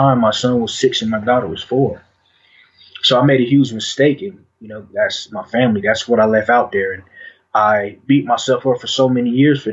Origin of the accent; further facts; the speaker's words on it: Denver, Colorado, United States; I was born and raised in Denver, Colorado, in a Five Point.